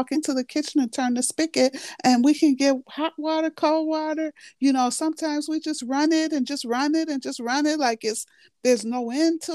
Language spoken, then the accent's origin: English; Chicago, Illinois, United States; born and raised in Chicago